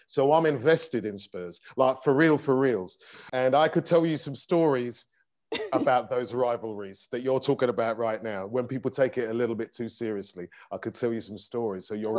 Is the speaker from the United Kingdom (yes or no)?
yes; London, United Kingdom; I'm from South East London.